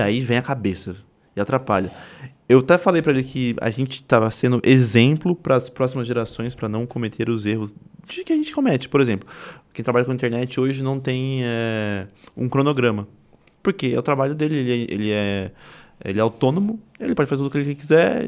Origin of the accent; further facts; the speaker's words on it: Suzano, São Paulo, Brazil; Eu sou de Suzano